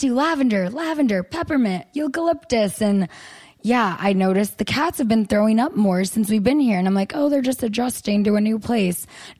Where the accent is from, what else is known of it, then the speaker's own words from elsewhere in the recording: United States; accent: American; my American accent